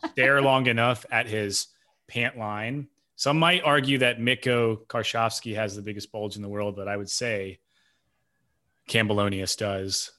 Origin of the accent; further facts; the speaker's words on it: Knoxville, Tennessee, United States; I grew up in Knoxville